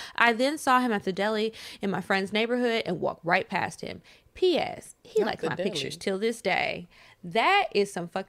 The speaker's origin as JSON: {"language": "English", "town": "New York City", "region": "New York", "country": "United States", "said": "Side note, I'm from New York City, and it was kind of a thing to smoke on the highway at night or drive out the city and smoke in the burbs."}